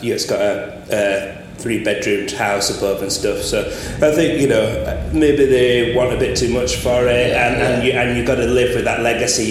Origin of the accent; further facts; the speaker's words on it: Blackburn, North West England, United Kingdom; now in Huddersfield, United Kingdom; I'm originally from Blackburn and surrounded by sort of edges of countryside that you had easy access